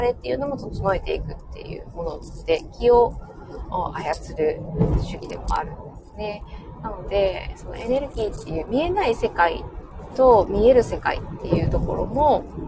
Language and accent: Japanese; Fukuoka, Japan; 私の地元の、えー、福岡